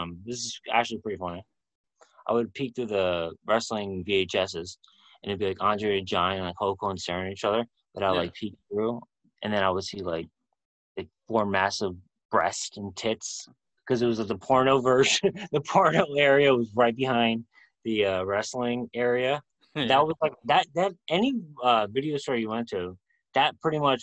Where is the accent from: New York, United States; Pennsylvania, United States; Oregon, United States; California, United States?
New York, United States; New York City; Madison Square Garden, my hometown, our hometown